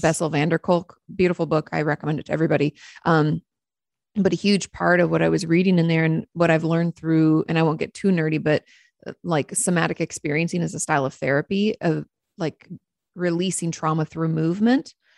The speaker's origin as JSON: {"language": "English", "region": "Washington", "country": "United States", "tie": "born or raised there", "moved": "yes", "lives_now": "Texas, United States", "said": "I grew up in Washington State"}